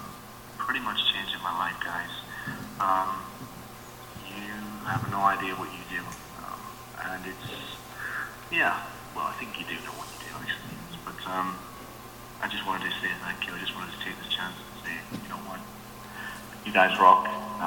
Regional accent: England, United Kingdom; now in Norway; I'm calling from Norway. I'm English, of course

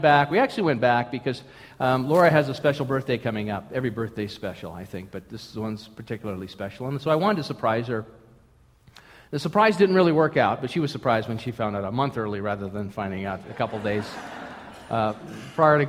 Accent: St. Paul, Minnesota, United States; moved away; I was born in Minnesota, St. Paul, Minnesota, Twin Cities, Minneapolis, St. Paul

